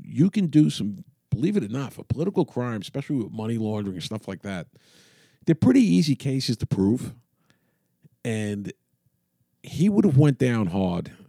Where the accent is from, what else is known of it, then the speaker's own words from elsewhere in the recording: New York City, New York, United States; When I grew up in Queens in the, in the sixties